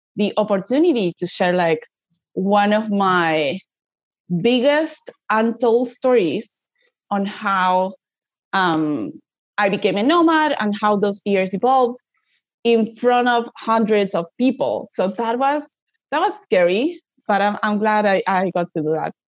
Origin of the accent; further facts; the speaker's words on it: Buenos Aires, Argentina; from Argentina